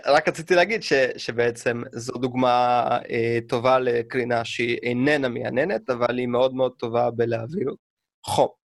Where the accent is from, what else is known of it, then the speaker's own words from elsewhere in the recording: Russia; now in Israel; אני כשהייתי קטן ברוסיה